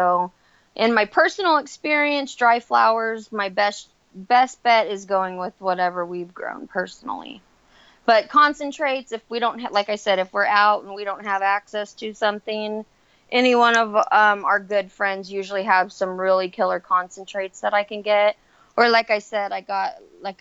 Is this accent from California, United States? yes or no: yes; Central Valley, California, United States; I've been pretty much in, like, the Central Valley area my entire life